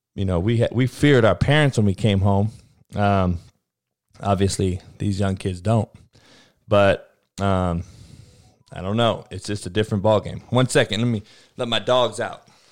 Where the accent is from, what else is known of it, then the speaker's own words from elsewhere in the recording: California, United States; moved away; I'm from Cali. I am Cali. From Cali.